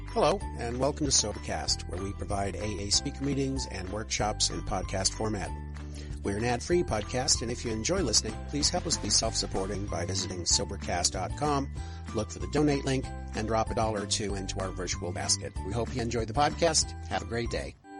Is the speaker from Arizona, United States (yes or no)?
no; Alaska, United States; moved away as an adult; also born or lived in Southwest Washington; now in Washington, United States; I grew up in Alaska